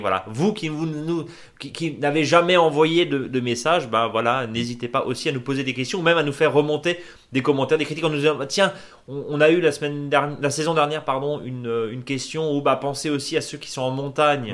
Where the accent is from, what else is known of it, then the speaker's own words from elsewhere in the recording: Alsace, Grand Est, France; chez nous en Alsace